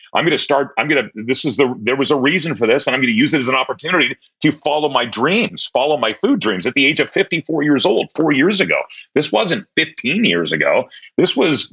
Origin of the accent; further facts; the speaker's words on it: Tacoma, Washington, United States; fourth grade, uh, we moved from Tacoma, from Holy Cross to St. Paul's